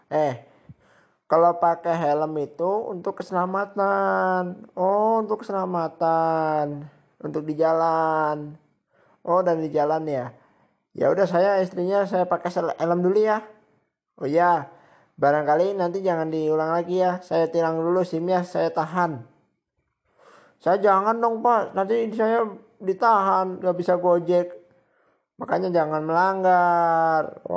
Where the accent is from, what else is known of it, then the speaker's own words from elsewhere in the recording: Jakarta, Indonesia; halo semuanya saya dari kota Jakarta nih saya habis liburan di Bali